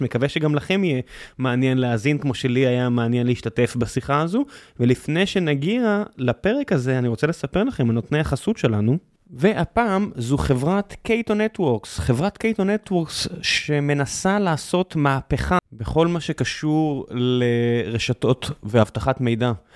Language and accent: Hebrew; Israel; כישראלים יהודים